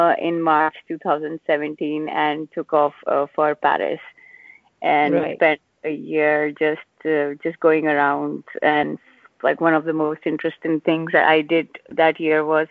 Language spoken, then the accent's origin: English; India; moved away as an adult; also born or lived in Singapore; we're Indian parents